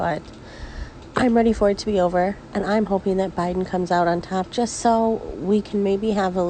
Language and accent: English; United States; I am from America